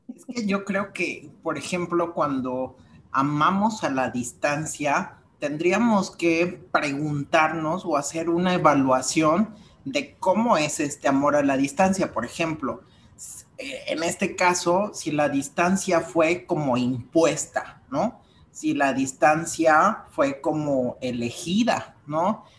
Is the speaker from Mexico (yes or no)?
yes; Mexico; vamos como mexicanos